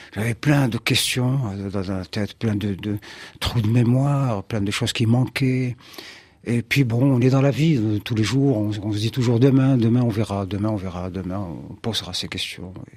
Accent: Algeria; je suis algérien, je vis en Algérie

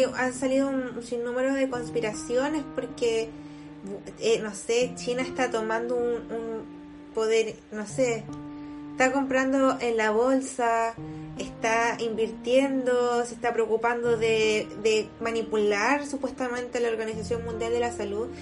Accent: Chile

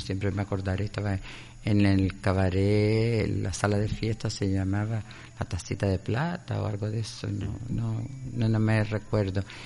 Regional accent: Canary Islands, Spain; moved away as an adult; also born or lived in Cádiz; yo cuando me fui de Canarias

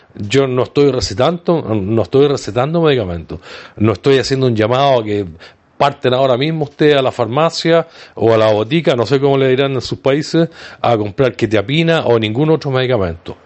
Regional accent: Viña del Mar, Valparaíso, Chile; mi ciudad natal, desde Viña del Mar, Chile.

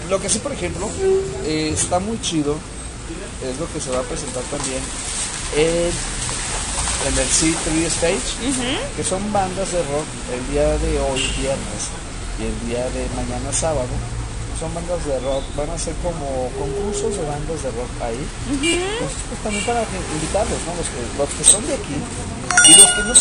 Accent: Mexico; oye, pues somos mexicanos, entonces no deberíamos de decir dijiste eso, hiciste esto.

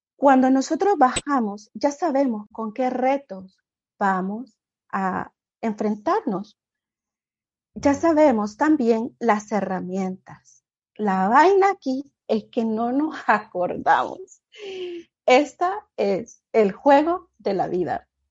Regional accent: Honduras; moved away as an adult; now in United States

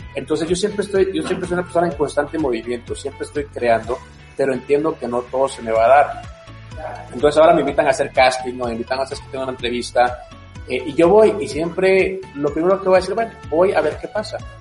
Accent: Guatemala; now in United States; para mí es un orgullo ser guatemalteco, para mí es un orgullo estar en Estados Unidos

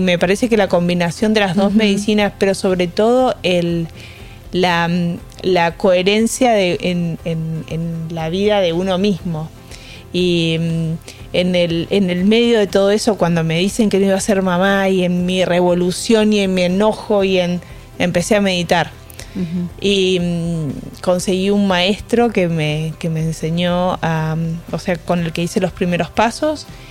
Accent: Argentina; moved away; Soy argentina

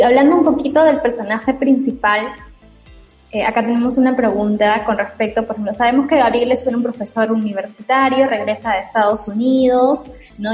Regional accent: Chiclayo, Lambayeque, Peru; now in Lima, Peru; ya no soy de Chiclayo

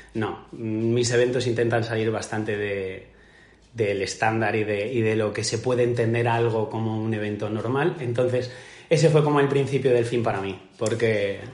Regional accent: Majorca, Balearic Islands, Spain; como buen mallorquín

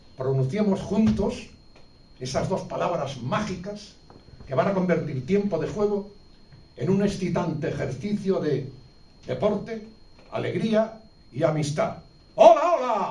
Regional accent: Padrón, Galicia, Spain; Yo en mi pueblo hacía en las vueltas ciclistas, que es un pueblo muy ciclista, Padrón

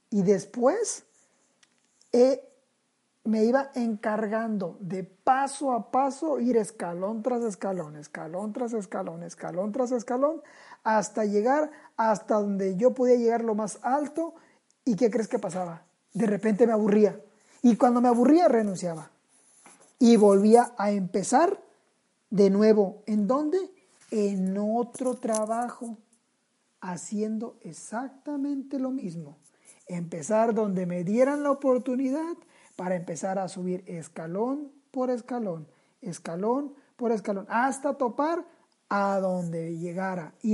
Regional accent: Sinaloa, Mexico; also born or lived in Tijuana; porque hasta eso, soy sinaloense. Y Así llego a Tijuana.

